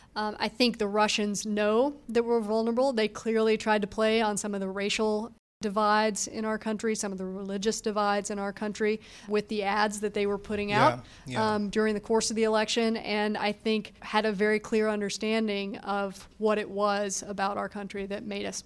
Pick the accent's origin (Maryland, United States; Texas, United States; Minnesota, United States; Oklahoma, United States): Texas, United States; It also might be worth knowing that I grew up in Texas in the South